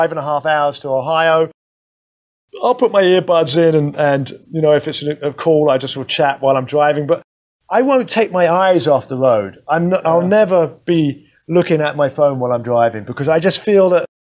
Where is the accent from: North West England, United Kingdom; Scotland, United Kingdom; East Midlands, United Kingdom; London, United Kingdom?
London, United Kingdom; now in United States; I grew up in London